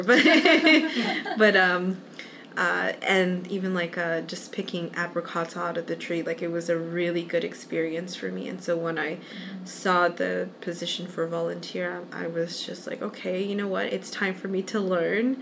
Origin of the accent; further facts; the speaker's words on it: Brampton, Ontario, Canada; I'm from Brampton, but I do travel to Mississauga because it's not that far.